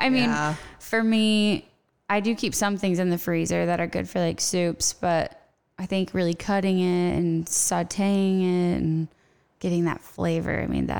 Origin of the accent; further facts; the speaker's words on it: Midwest, United States; moved away as an adult; also born or lived in Hawaii; now in Nebraska, United States; I am born and raised in the Midwest, but when I left, I was like, I am never living there again. Now I'm like in the sun, but it's great. So we came back and started the farm